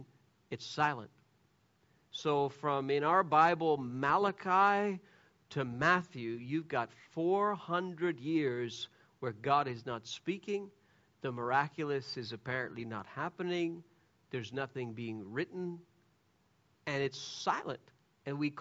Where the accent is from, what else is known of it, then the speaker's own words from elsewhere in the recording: Canada; I'm a Canadian